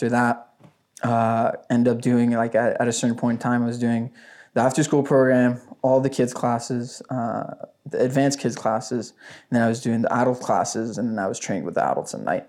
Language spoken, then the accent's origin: English; Ottawa, Ontario, Canada; also born or lived in Gatineau, Quebec; I'm from Ottawa, Canada. I started off basically, I lived in Gatineau, and we moved to Ottawa